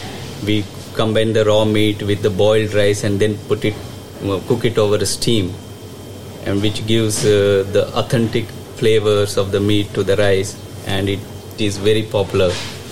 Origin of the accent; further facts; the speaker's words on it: Hyderabad, Telangana, India; now in United Kingdom; I'm from Hyderabad, southern India.